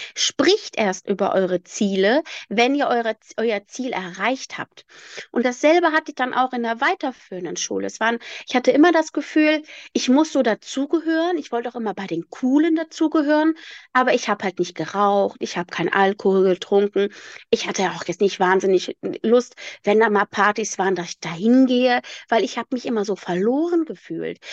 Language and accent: German; Rhineland, Germany; ich komme aus dem Rheinland und bei mir heißt es Berliner